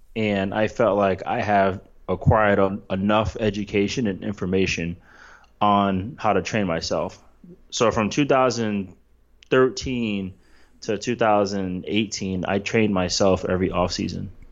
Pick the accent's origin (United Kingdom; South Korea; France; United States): United States; East Coast; I grew up on the East Coast